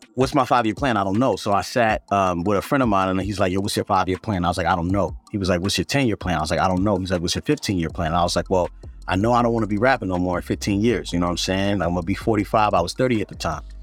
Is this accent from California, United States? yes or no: no; Baltimore, Maryland, United States; I grew up in Baltimore